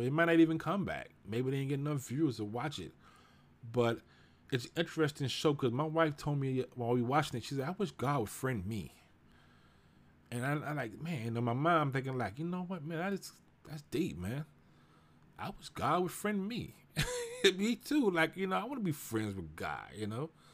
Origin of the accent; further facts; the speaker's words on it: Houston, Texas, United States; I grew up in Houston, you know, I grew up in Fifth Ward, the nickel